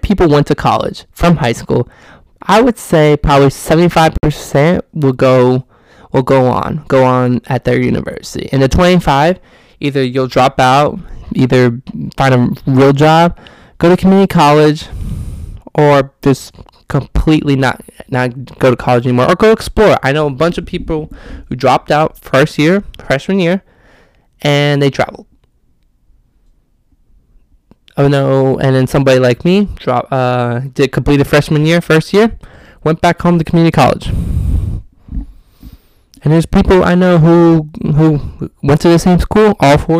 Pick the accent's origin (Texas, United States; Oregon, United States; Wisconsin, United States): Texas, United States; Austin; also born or lived in Houston; I'm from Austin, and I moved to Houston for 1 year.